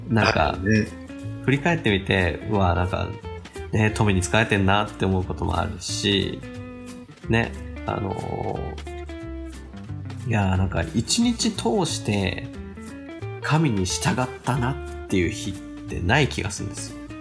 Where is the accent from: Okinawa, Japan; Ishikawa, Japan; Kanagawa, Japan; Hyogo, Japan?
Kanagawa, Japan; moved away as an adult; now in Hokkaido, Japan; 僕ももともと神奈川県の生まれなんですけど